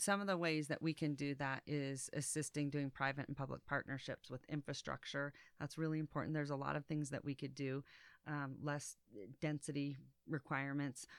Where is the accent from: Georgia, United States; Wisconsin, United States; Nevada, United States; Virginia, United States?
Nevada, United States; Reno; I was born and raised here